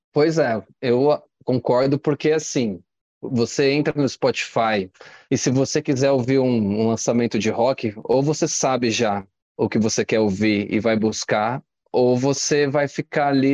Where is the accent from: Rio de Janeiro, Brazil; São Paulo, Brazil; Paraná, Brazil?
São Paulo, Brazil; Itanhaém; Eu sou de Itanhaém, é litoral